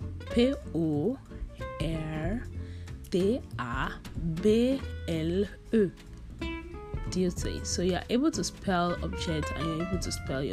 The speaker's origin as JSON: {"language": "English", "country": "Nigeria", "said": "I'm from Nigeria"}